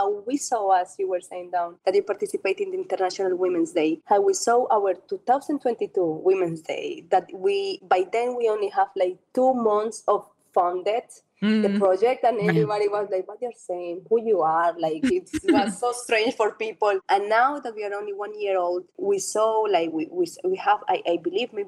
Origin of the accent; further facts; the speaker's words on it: Colombia; also born or lived in Europe; now in Abu Dhabi, United Arab Emirates; I was born in a country where cycling is everything.